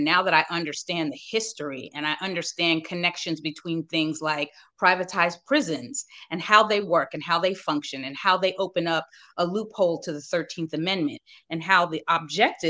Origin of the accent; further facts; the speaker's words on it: Northern New Jersey, United States; now in North Carolina, United States; I'm a Jersey girl, right? I'm from Northern Jersey